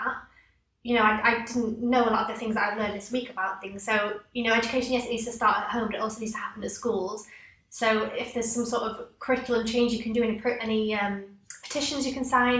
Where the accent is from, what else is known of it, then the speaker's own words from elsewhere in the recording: England, United Kingdom; So as English people